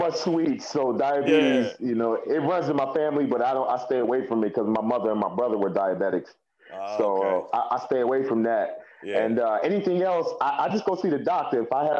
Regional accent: Elgin, United States; growing up in Elgin, everybody was put into sports when they were younger and things

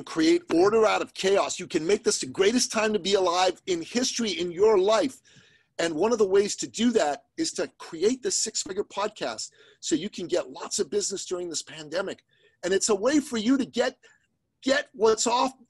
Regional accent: Iran; moved away; I'm an immigrant from the Middle East, from Iran

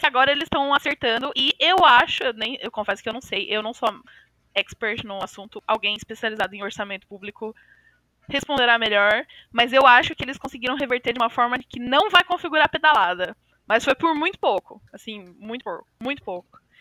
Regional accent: São Paulo, Brazil; nasci, cresci, vivi a vida inteira em São Paulo, cidade de São Paulo

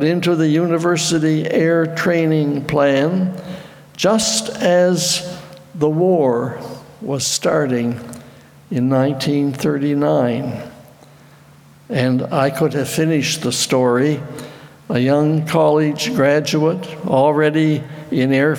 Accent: Petitcodiac, New Brunswick, Canada; I was stationed in Chatham, about 2 hours from my home in Petticoatiac

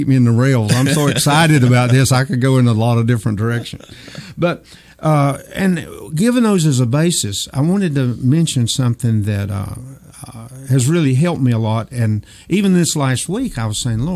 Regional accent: Old Fort, United States; I grew up in Old Fort, knew a lot of people

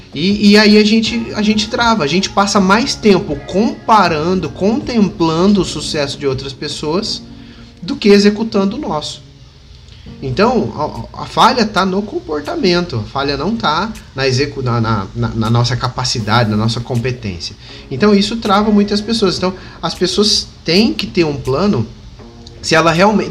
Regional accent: Batatais, São Paulo, Brazil; now in Ribeirão Preto, Brazil; hoje eu moro em Ribeirão Preto, interior de São Paulo, mas aqui do lado tem a minha cidade natal, que é Batatais.

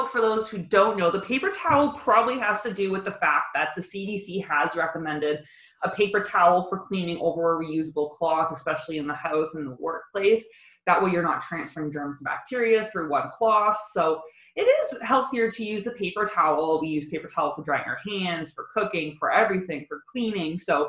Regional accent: Kitchener, Ontario, Canada; I came from Kitchener. I've only lived here for 2.5 years.

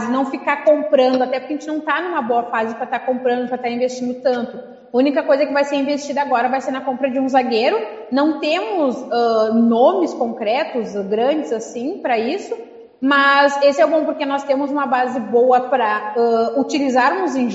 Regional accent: Rio Grande do Sul, Brazil; Porque, como é gaúcho, vamos falar pila, né, gente?

